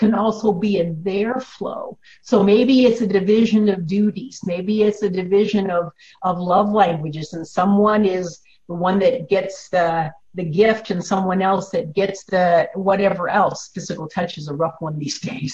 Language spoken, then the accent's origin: English; Illinois, United States; I grew up in Illinois